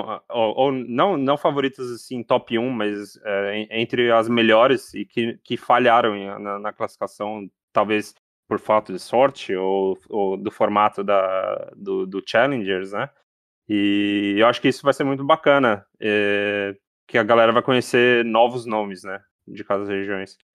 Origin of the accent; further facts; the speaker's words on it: Brazil; como brasileiro